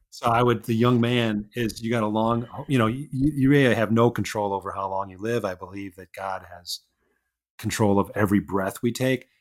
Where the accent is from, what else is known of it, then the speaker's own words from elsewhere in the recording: Chicago, Illinois, United States; accent: Midwestern; I grew up in Chicago. So I'm a Midwesterner. My accent probably sounds a little bit Midwestern.